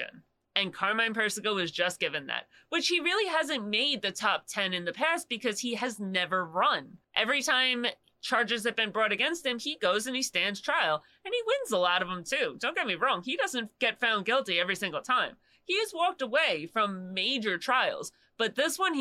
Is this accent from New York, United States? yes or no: yes; Long Island, New York, United States; I'm from Long Island, born and raised